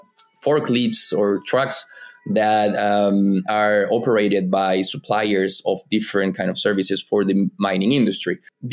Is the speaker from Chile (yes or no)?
yes; Antofagasta, Chile; I'm from Antofagasta. I was born and raised there.